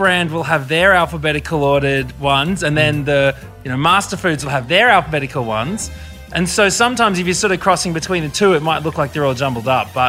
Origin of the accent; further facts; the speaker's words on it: Brisbane, Queensland, Australia; Brizzy, represent.